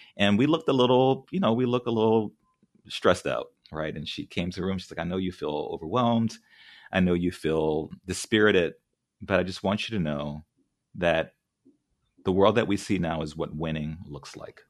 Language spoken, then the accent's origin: English; New Orleans, Louisiana, United States; moved away; also born or lived in California / Memphis; I grew up in New Orleans.